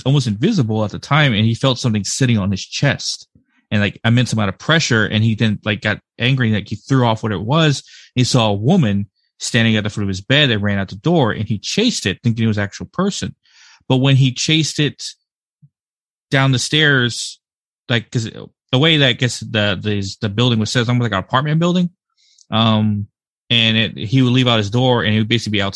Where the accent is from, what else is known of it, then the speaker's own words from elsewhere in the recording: Blanco, Texas, United States; accent: typical American; moved away as an adult; also born or lived in Birmingham, Alabama; now in North Carolina, United States; majority of my life I spent in Texas and in Blanco and stuff like that. I just moved recently here to North Carolina.